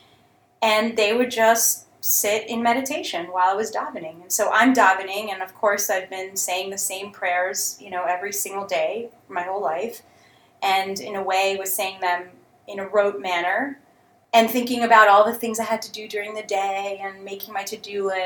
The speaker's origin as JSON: {"language": "English", "country": "United States", "tie": "born or raised there", "also_born_or_lived": "Jerusalem", "said": "My parents moved to the U.S. when I was like 2, 2.5 years old"}